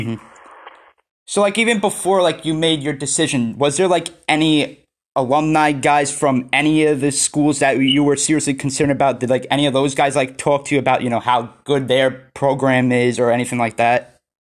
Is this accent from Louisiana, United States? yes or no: no; New York, United States; I'm from New York, so I'm on the East Coast